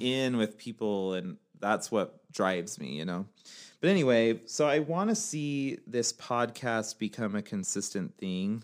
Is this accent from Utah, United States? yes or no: yes; Utah, United States; also born or lived in Northern California / Pennsylvania / North Salt Lake, Utah; I'm from Utah. I also lived in Northern California, where I actually met Amanda. I've lived in Pennsylvania also